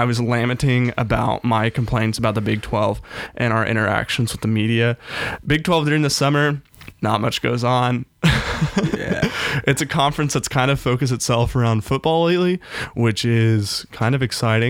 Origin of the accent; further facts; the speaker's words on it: Tribune, Kansas, United States; moved away as an adult; now in Manhattan, Kansas, United States; I'm from this tiny town out in western Kansas called Tribune. No one's probably ever heard